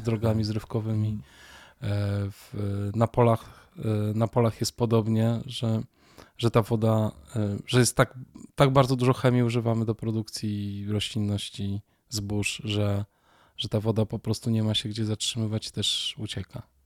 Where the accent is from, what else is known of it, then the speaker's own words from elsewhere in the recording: Warsaw, Masovian Voivodeship, Poland; urodziłem się w Warszawie